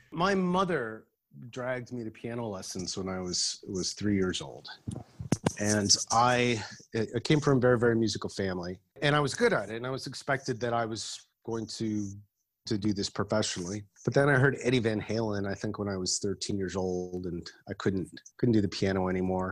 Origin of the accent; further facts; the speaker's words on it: Berkeley, California, United States; moved away as an adult; also born or lived in Los Angeles; I was born in Berkeley, uh, a San Francisco Bay Area, and then I lived in in Los Angeles for about eight or nine years. Well, it's interesting. You know, I, I grew up in, in the 1980s in, um, in the Bay Area